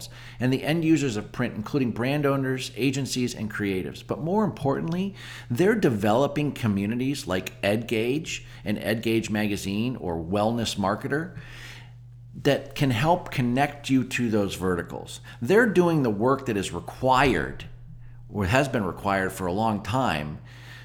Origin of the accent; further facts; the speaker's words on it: Erie, Pennsylvania, United States; moved away as an adult; also born or lived in San Francisco / Los Angeles / Atlanta; now in Pittsburgh, United States; I grew up in Erie, Pennsylvania